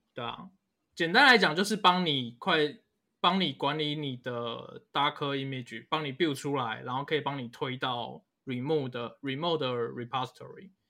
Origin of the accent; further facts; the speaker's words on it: Taiwan; 我们台湾人的方言